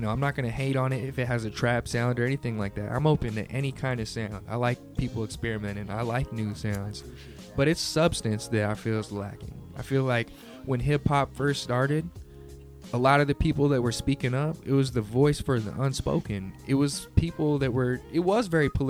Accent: Bay Area, California, United States; also born or lived in San Jose / Brentwood / Antioch / Stockton; being from the Bay Area

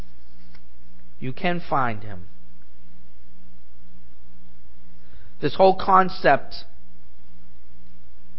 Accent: New England, United States; I grew up in New England

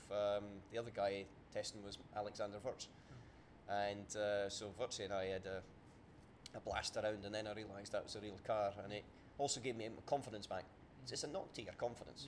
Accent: Scotland, United Kingdom; about 15 miles from where I was born and brought up in Scotland

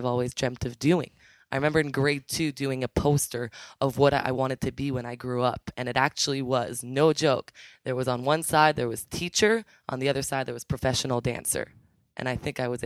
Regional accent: Canada; also born or lived in Ottawa; I am originally from Ottawa. I actually grew up in a very small town closer to Montreal, but I just call it Ottawa.

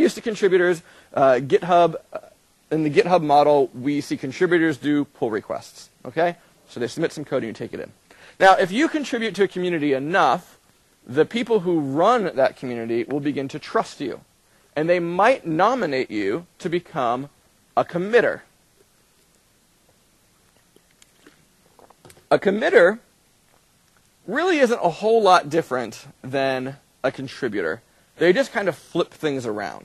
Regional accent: United States; I'm American

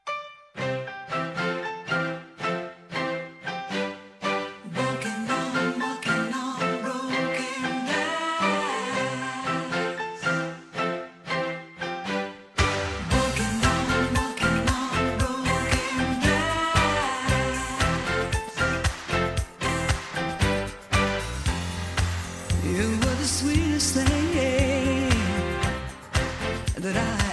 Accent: Sligo, Connacht, Ireland; moved away; my hometown of Sligo

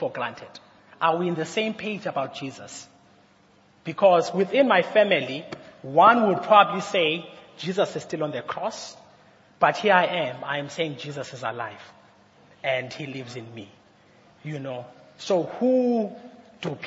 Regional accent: Mthatha, Eastern Cape, South Africa; I was born in Umtata, and I was placed around, I've been in places around Umtata

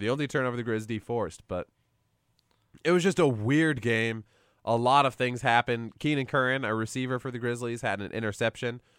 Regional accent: Anaconda, Montana, United States; growing up in Anaconda

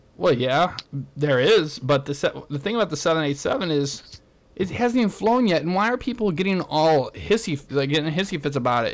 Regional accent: St. Louis, Missouri, United States; my hometown of St. Louis

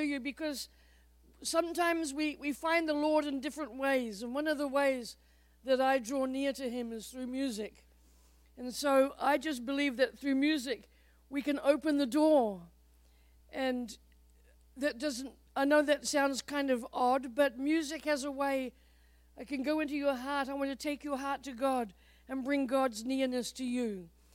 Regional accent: New Zealand; moved away as an adult; now in United States; longer in the United States than in New Zealand, so I am an American, a proud American.

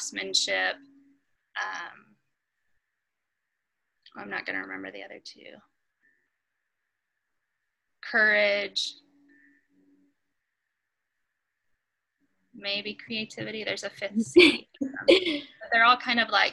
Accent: Jacksonville, Florida, United States; also born or lived in Arkansas; now in Nashville, United States; I grew up in Florida, and moved from Florida to Arkansas. So I moved from a really diverse community in Jacksonville, Florida, to a really homogenous community

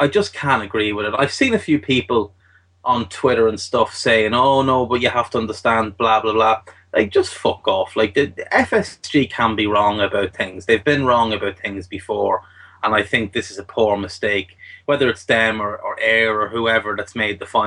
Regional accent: Ireland; I'm Irish

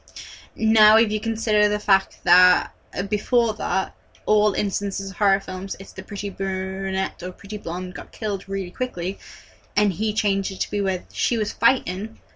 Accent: United Kingdom; we're British

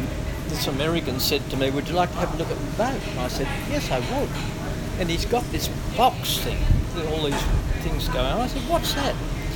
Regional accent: Carlingford, New South Wales, Australia; Yes, in New South Wales. place called Carlingford. We had a farm there, 35 acres of hobby.

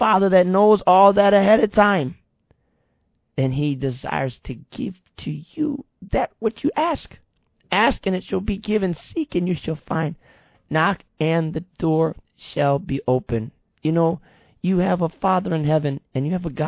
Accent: Michigan, United States; we're from Michigan. I'm from Michigan

